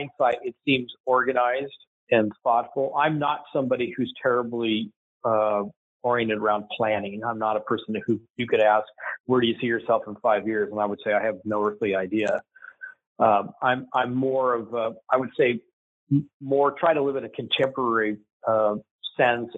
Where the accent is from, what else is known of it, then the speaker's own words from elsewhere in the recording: San Diego, California, United States; I grew up primarily in Southern California in a quintessential middle class, lower middle class suburb in San Diego